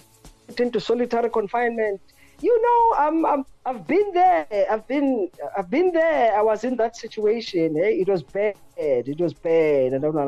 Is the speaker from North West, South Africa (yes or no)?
no; Soweto, Gauteng, South Africa; Yes, that's where I come from. You know, I was born and bred in Orlando East.